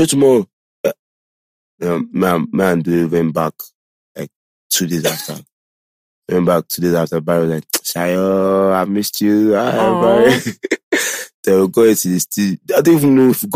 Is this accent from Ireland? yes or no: no; Nigeria; I'm probably Nigerian